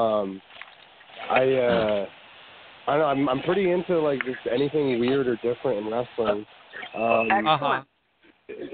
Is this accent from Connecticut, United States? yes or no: yes; Connecticut, United States; I was born in Connecticut